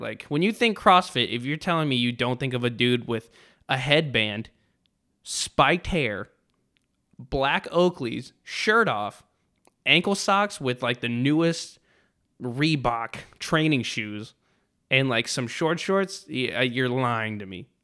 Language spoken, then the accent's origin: English; Texas, United States